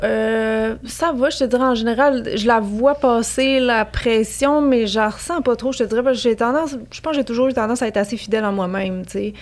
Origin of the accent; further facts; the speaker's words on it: Montreal, Quebec, Canada; je viens de Montréal